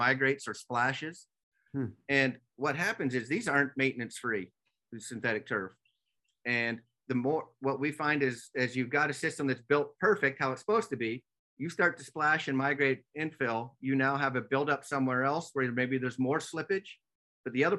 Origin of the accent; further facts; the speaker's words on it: Calgary, Alberta, Canada; It's my hometown